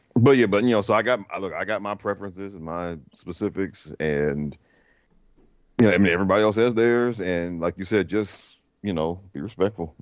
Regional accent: Prince George's County, Maryland, United States; I grew up in Maryland in PG County

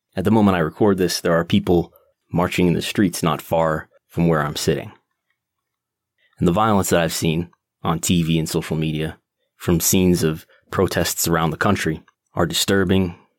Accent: United States; also born or lived in Buffalo, New York; I've lived in the United States uh, my entire life since 1985

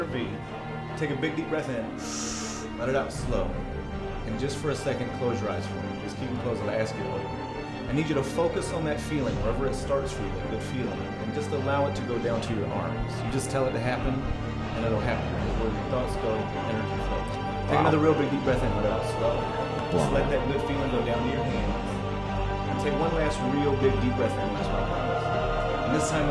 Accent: New Orleans, Louisiana, United States; I'm from Louisiana, from New Orleans

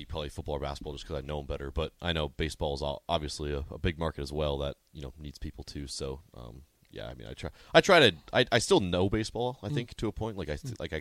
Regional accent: North Dakota, United States; growing up in North Dakota

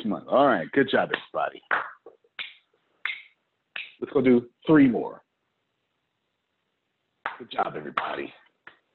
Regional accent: Texas, United States; I'm from Texas.

